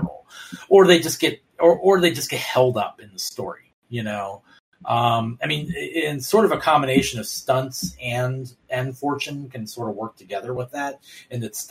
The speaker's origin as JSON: {"language": "English", "town": "Baltimore", "region": "Maryland", "country": "United States", "said": "I'm from Baltimore"}